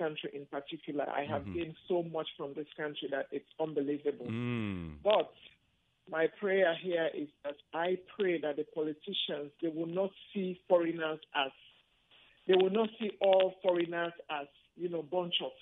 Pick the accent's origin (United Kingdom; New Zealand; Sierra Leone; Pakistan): Sierra Leone; now in United States; I'm from Sierra Leone. I'm from Sierra Leone